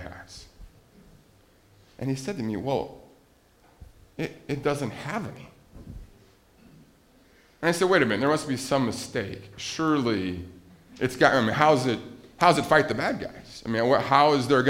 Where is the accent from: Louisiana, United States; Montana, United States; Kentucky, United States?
Montana, United States; I grew up in Montana